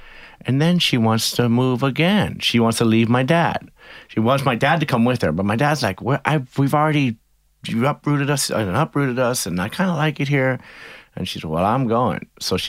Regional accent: Pittsfield, Massachusetts, United States; born there; Well, I was born in Pittsfield, Massachusetts, pretty far from the ocean.

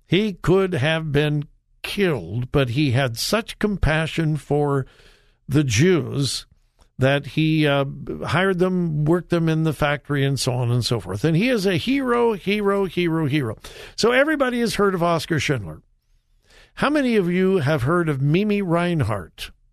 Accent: California, United States; now in Ohio, United States; I grew up in California

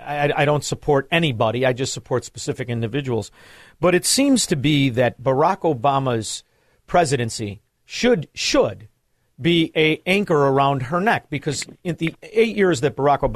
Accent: Chicago, Illinois, United States; But growing up in Chicago, being in the financial district in Chicago, one thing I always noticed was the amount of Chinese money

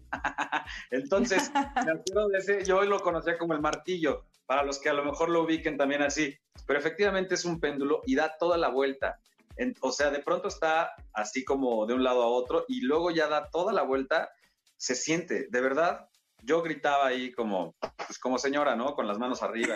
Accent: Mexico; somos muchos los mexicanos

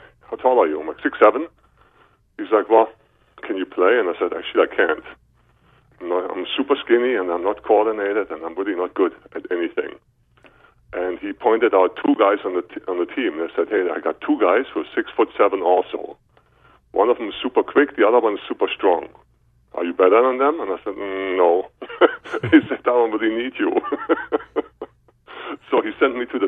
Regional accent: Berlin, Germany; English is a second language; I am from Germany, Berlin, Germany, born in 1965

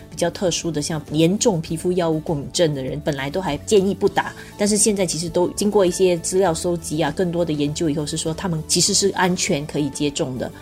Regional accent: Singapore; 作为新加坡人

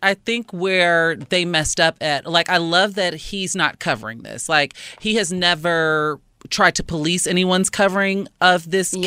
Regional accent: Chicago, Illinois, United States; proud Chicagoan. Shout out to my hometown

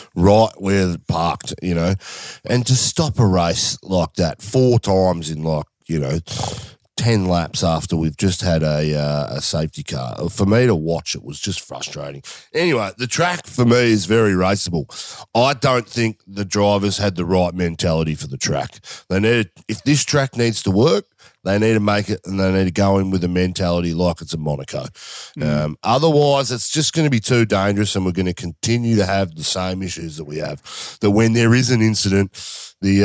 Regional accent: Australia; as an Australian

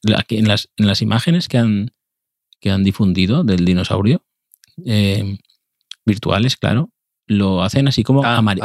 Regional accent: Valencian Community, Spain; yo soy valenciano

